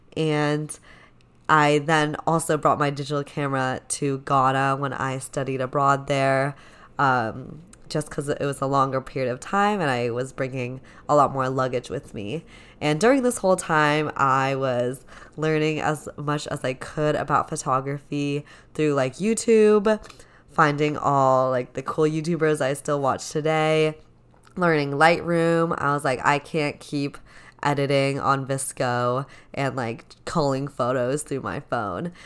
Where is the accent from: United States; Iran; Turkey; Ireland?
United States; Seattle, Washington; I am from the beautiful and rainy Seattle, Washington. I grew up here, uh, this is my hometown